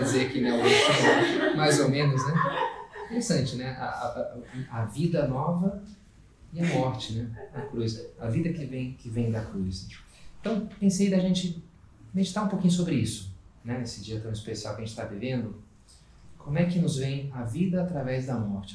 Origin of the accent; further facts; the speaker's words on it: Rio de Janeiro, Brazil; also born or lived in Rio Grande do Sul; now in Brasília, Brazil; sou carioca